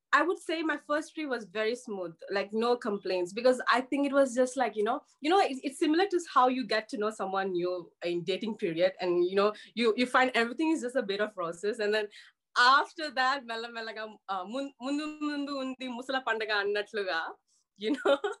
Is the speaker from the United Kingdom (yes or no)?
no; Malaysia; I'm from Malaysia and I literally grew up in a very small town